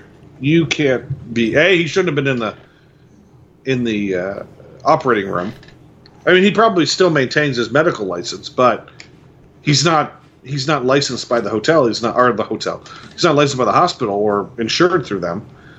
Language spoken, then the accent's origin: English; Quakertown, Pennsylvania, United States; From the time we grew up in Quakertown, there were two malls.